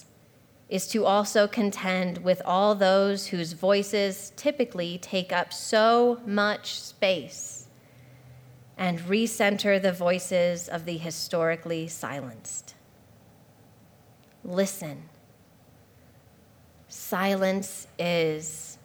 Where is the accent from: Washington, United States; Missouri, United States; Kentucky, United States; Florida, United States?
Washington, United States; Spokane; also born or lived in Hawaii; the school that's literally in my hometown where my dad teaches